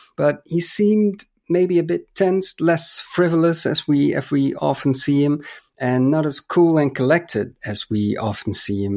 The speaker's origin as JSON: {"language": "English", "country": "Netherlands", "said": "my home country"}